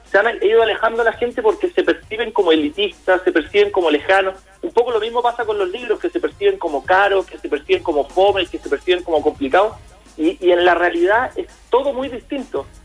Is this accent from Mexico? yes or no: no; Chile; hay muchas cosas en las que Chile estamos en pañales.